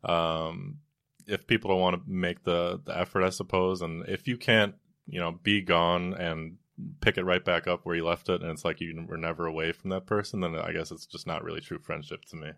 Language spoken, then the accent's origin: English; Wisconsin, United States; moved away as an adult; now in New York, United States; I'm from Wisconsin